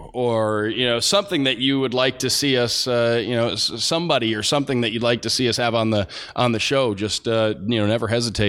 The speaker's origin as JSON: {"language": "English", "region": "Michigan", "country": "United States", "said": "I'm from Michigan. I've lived in Ohio. I lived out in Idaho."}